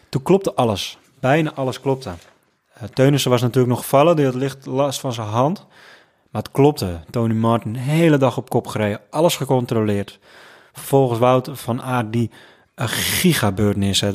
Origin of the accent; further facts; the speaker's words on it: Netherlands; ik als Hollander